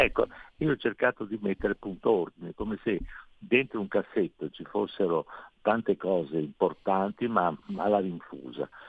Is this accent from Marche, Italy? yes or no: no; Veneto, Italy; non sono friulano ma sono eh, veneto